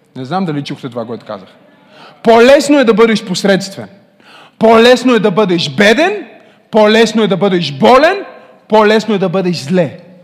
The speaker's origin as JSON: {"language": "Bulgarian", "country": "Bulgaria", "tie": "born or raised there", "said": "Родих се в България."}